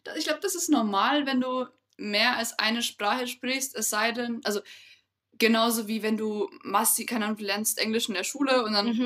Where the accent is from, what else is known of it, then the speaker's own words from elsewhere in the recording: Bavaria, Germany; wie man jetzt raushören kann, wir kommen aus Bayern